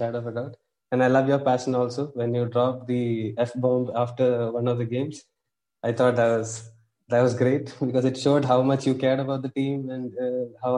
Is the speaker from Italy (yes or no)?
no; India; as an Indian football fan